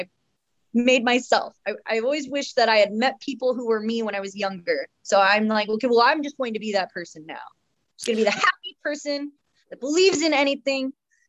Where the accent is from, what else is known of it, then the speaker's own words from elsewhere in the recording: Oregon, United States; also born or lived in Houston, Texas; I did. I moved to Oregon when I was 5 from Houston, Texas.